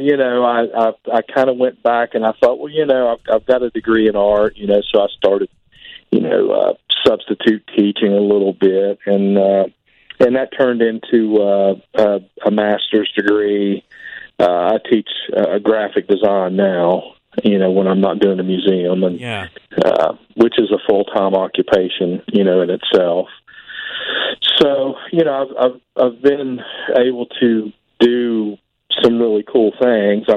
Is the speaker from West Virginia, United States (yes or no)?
yes; Point Pleasant, West Virginia, United States; Well, I'm from Point Pleasant, West Virginia. You know, that's the home of the Mothman, pretty much. Born and raised there